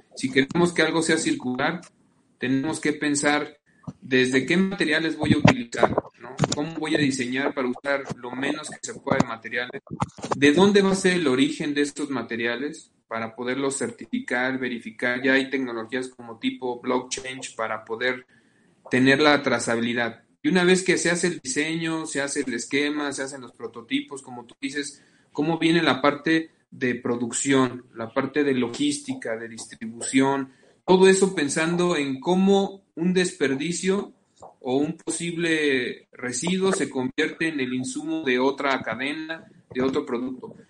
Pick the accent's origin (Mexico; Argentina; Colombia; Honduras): Mexico; Salamanca, Guanajuato; yo soy de Salamanca